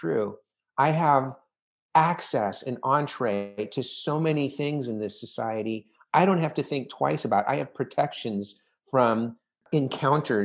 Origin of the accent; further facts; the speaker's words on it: Orange County, California, United States; I grew up in the 70s and 80s and, you know, we're both from Orange County